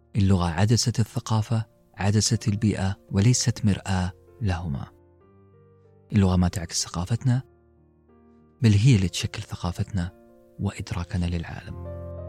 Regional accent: Western Region, Saudi Arabia; first language Arabic; في المنطقة الغربية عندنا في السعودية

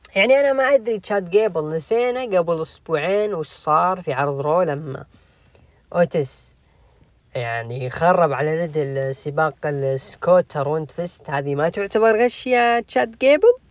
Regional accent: Jeddah, Makkah Province, Saudi Arabia; عندنا في جدة

